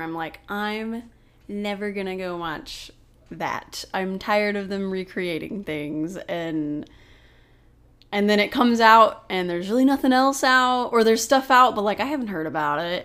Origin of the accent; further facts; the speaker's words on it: Oklahoma, United States; I grew up in Oklahoma